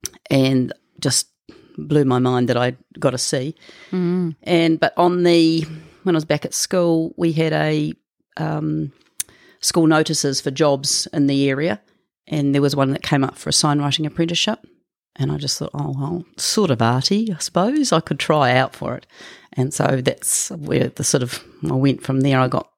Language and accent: English; Auckland, New Zealand; I was born in Auckland to my mum and dad, and they got divorced a year after I was born, and then we were with my stepfather and mother, and we moved all over New Zealand